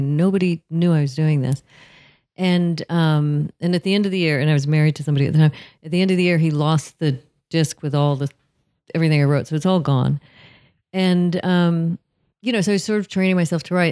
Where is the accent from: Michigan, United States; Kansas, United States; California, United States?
California, United States; Southern; I'm from Southern California